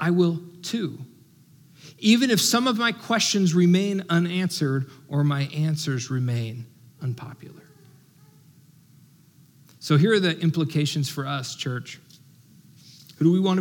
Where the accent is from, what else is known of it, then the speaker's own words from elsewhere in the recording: United States; as American